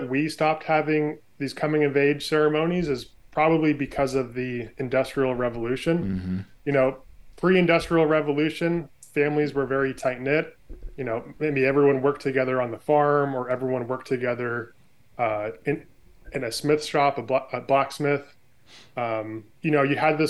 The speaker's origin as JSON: {"language": "English", "region": "California", "country": "United States", "tie": "born or raised there", "moved": "as an adult", "lives_now": "Oregon, United States", "said": "I was born and raised in California, spent the first 25 years of my life there"}